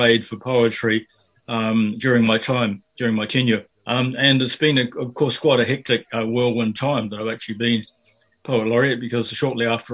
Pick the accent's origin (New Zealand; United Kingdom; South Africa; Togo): New Zealand; Auckland; also born or lived in Fiji; now in Dunedin, New Zealand; I grew up in Fiji and also in South Auckland